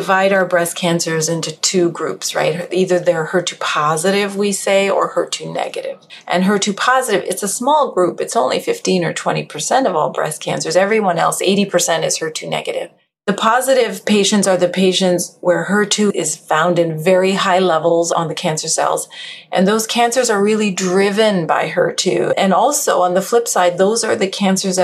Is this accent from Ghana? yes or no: no; Western Canada, Canada; moved away as an adult; also born or lived in Edmonton; I started in Canada. I'm Canadian. Western Canada as well.